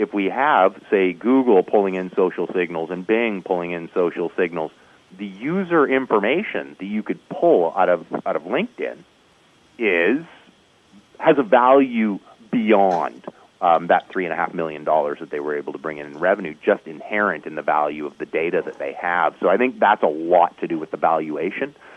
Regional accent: Canada; as a Canadian

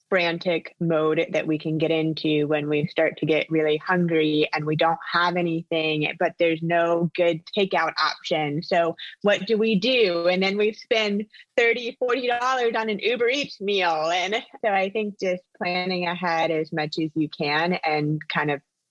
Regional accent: Orlando, Florida, United States; also born or lived in Palm Beach / Los Angeles; I am from Orlando, born and raised

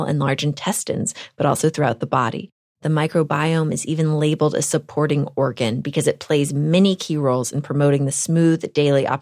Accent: Texas, United States; I am a Texan.

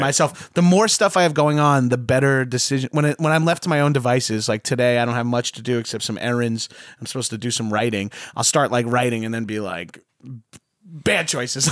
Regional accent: New York, United States; I'm from New York

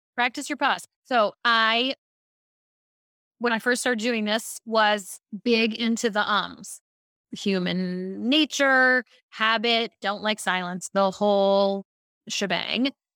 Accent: Baltimore, Maryland, United States; I grew up in Baltimore

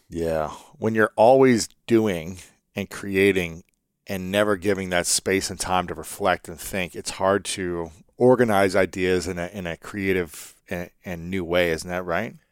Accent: Ohio, United States; I'm from America. I'm from Ohio.

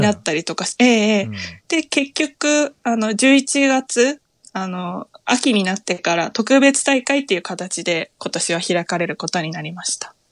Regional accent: Tokyo, Japan; moved away as an adult; now in Akita, Japan; 私は東京です

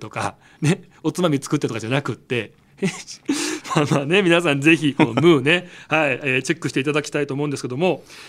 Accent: Nagano, Japan; 僕、長野県

